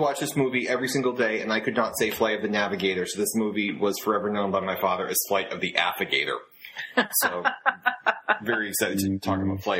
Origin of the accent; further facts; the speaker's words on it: Massachusetts, United States; I'm from Massachusetts